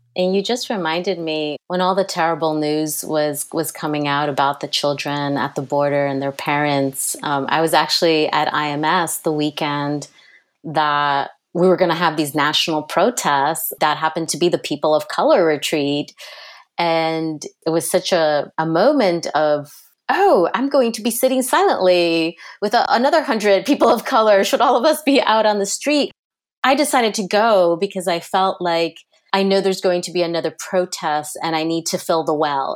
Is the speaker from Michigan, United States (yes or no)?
no; New Jersey, United States; I grew up right outside New York City in Jersey.